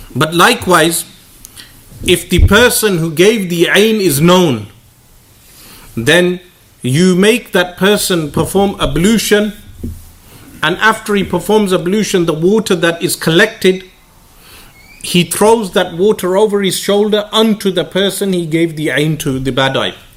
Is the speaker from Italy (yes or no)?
no; United Kingdom; me being a British boy, not being raised in Pakistan